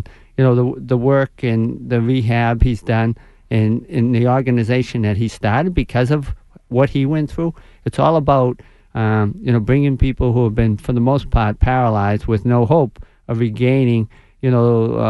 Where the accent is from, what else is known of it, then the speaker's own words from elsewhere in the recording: Boston, Massachusetts, United States; We're all originally from South Boston.